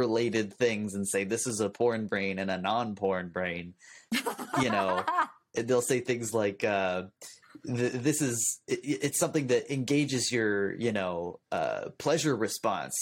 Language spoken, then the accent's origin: English; California, United States; as a Californian, that's one of our superpowers. Is we speak really quickly. It's just kind of part of our accent